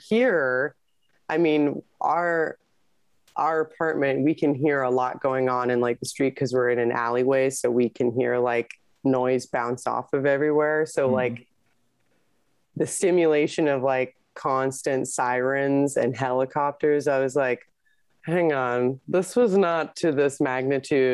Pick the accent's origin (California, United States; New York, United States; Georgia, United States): California, United States; this is my home state